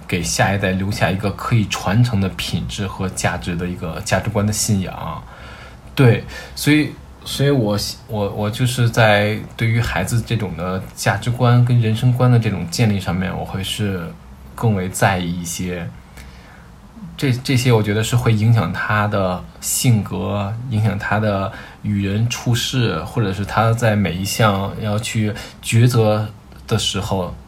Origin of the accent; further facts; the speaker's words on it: Beijing, China; 我是土生土长的北京人，我是在互通里的。然后我们这一代大多都是独生子女